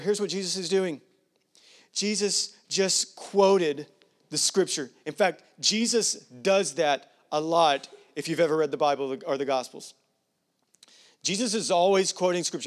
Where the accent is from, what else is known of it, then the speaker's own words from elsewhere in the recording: United States; I'm as American as they come.